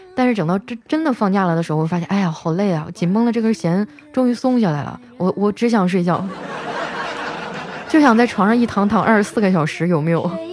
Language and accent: Chinese; Harbin, Heilongjiang, China; 我们哈尔滨的姑娘啊，个个的都长得可漂亮了